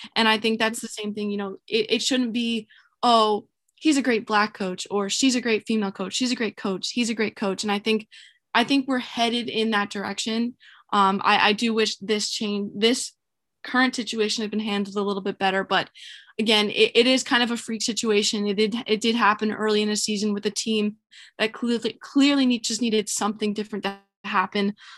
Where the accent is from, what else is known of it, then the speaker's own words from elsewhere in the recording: North Carolina, United States; moved away as an adult; also born or lived in New York; I'm from North Carolina and I came to to New York for school